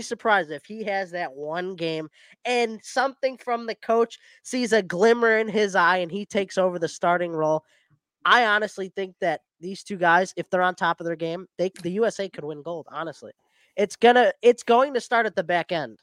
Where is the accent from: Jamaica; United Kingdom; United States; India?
United States; my home country